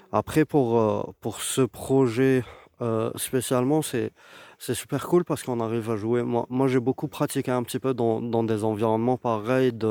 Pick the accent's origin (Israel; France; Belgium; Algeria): Algeria; Algiers, Algiers Province; je suis, euh, algérien, je viens d'Alger